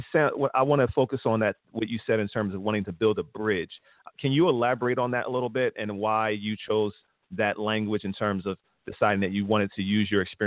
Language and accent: English; Philadelphia, Pennsylvania, United States; I grew up right near City Line Avenue in Winfield. Yeah, in West Philly and Winfield. So I'm from that area as well.